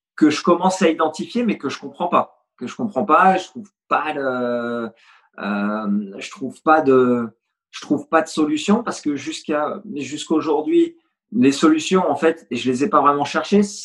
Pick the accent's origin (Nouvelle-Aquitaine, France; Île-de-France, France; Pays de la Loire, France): Île-de-France, France; Fontenay-sous-Bois; also born or lived in Poitiers; j'ai grandi à l'US Fontenay. J'y suis resté jusqu'à 18 ans